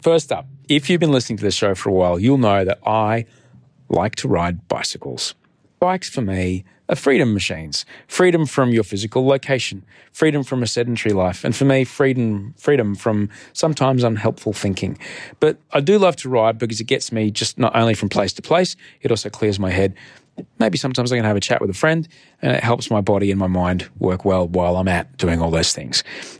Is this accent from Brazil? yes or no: no; Australia; Hi. I'm Australian.